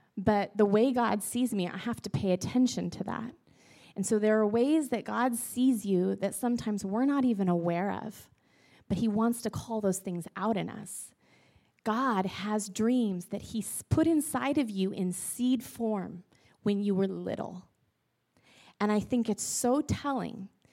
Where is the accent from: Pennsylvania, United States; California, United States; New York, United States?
California, United States; Northern; now in Vancouver, Washington, United States; Pete and I, we both grew up in Northern California